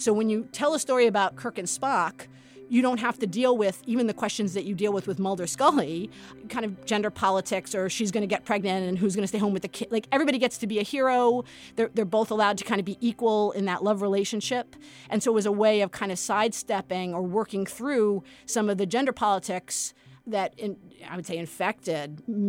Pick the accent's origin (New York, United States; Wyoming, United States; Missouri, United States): New York, United States; New York City; I grew up in Brooklyn.